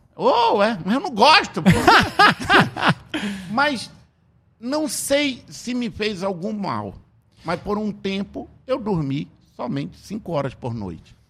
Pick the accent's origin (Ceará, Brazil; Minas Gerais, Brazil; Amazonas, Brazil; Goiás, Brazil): Amazonas, Brazil; Tefé; moved away; Lá em Tefé, de onde eu vim